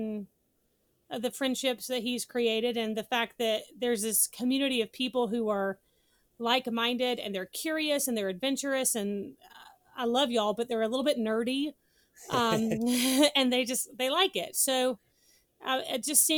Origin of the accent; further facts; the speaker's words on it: North Carolina, United States; I grew up in North Carolina